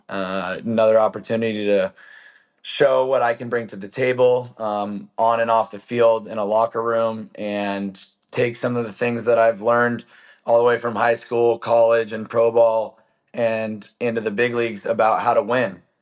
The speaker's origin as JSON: {"language": "English", "town": "San Diego", "region": "California", "country": "United States", "tie": "born or raised there", "said": "growing up in San Diego, pretty good place to be able to, uh, hang out outside."}